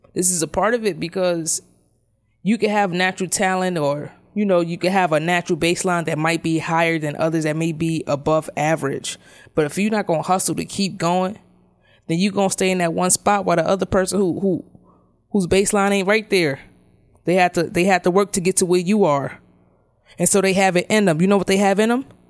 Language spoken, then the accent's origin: English; New York City, New York, United States; we grew up in Brownsville